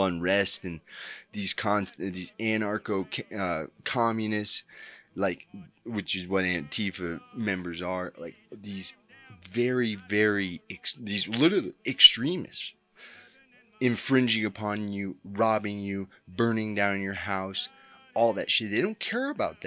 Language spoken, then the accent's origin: English; Colorado, United States; my home state of Colorado